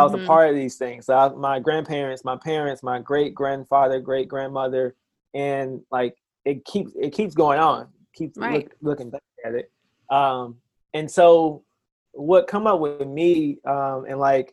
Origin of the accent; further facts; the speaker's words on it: South Mississippi, United States; So I'm originally from Mississippi, Alara, Mississippi